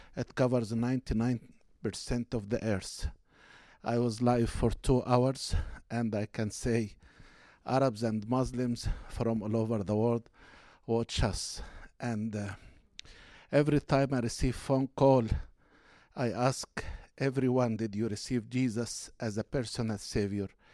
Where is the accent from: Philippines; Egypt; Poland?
Egypt; moved away as an adult; now in United States; We were born and raised in Egypt and Christian family. We immigrated to United States at year nineteen ninety.